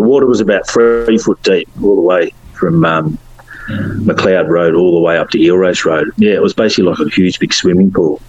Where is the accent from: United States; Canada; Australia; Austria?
Australia; Carrum, Victoria; growing up in Karam.